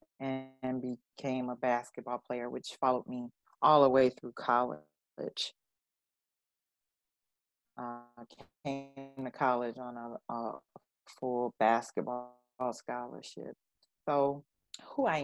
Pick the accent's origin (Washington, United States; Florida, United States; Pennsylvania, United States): Florida, United States; I grew up in Florida